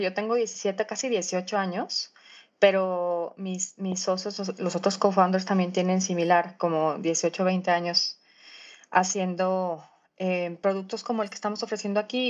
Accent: Mexico; yo como mexicana

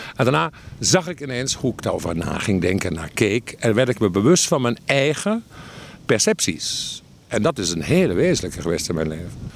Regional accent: Limburg, Netherlands; ik groeide op in Limburg

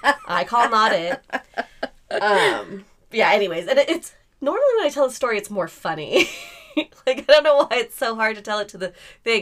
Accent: California, United States; also born or lived in Utah; I had the opportunity to come back to California and live with my friend's parents for a while

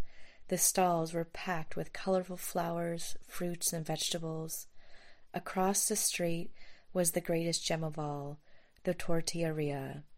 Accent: Southern California, United States; moved away as an adult; also born or lived in Mexico City, Mexico; Growing up in Southern California, I'm ashamed to admit that I never thought of any part of Mexico as being so cultured and sophisticated.

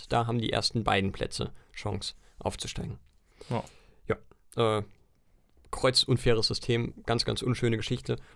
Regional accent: Schleswig-Holstein, Germany; born there; Ich bin ja gebürtiger Schleswig-Holsteiner und Kiel ist mir ein bisschen.

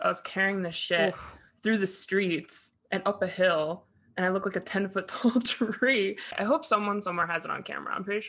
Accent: Westchester, New York, United States; I'm from Westchester, for those who don't know, 914.

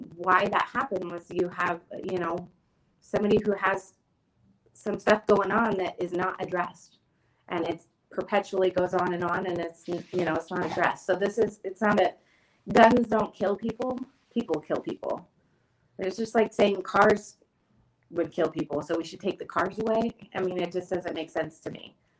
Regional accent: Springfield, Oregon, United States; also born or lived in Eugene, Oregon / Creswell, Oregon; I was born and raised in Springfield, and I, you know, graduated from Thurston, but I had to move into Eugene

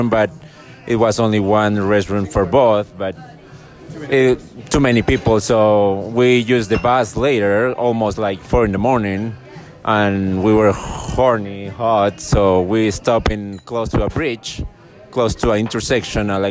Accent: Peru; Peru. I'm from Peru.

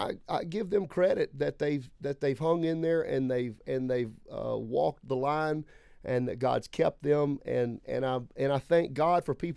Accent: Lake Charles, Louisiana, United States; moved away; I'm from Lake Charles, Louisiana originally. I am sixth generation on both sides of my family, apostolic, tongue-talking, holy roller.

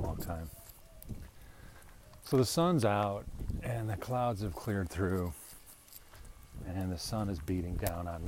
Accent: Chicago, Illinois, United States; moved away as an adult; It's my hometown or where I grew up in the area

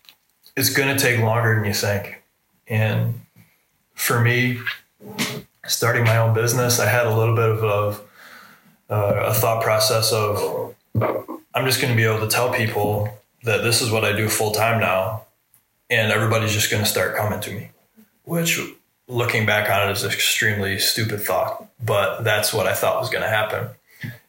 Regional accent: Michigan, United States; moved away as an adult; now in Ohio, United States; I'm from Michigan

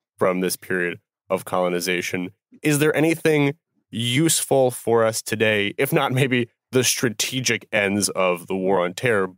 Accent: United States; as an American

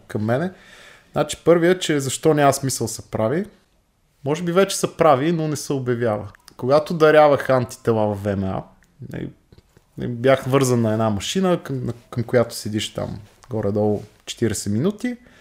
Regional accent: Bulgaria; нас като българи

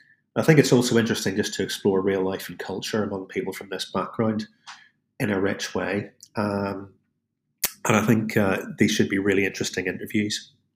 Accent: Jordanstown, Northern Ireland, United Kingdom; also born or lived in mainland UK; now in United Kingdom (Great Britain); I live and work over in mainland UK, but I'm originally from Jordanstown, County Antrim

